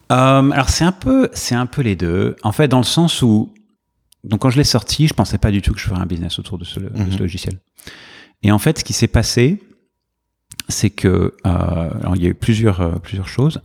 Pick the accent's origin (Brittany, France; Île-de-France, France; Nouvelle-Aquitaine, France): Île-de-France, France; Paris; moved away as an adult; now in New York, United States; J'ai grandi à Paris